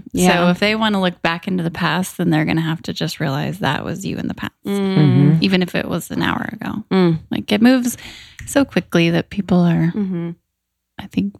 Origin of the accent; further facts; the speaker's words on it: United States; moved away; also born or lived in Wyoming / Kansas / Arizona; I grew up in Wyoming, Kansas, small towns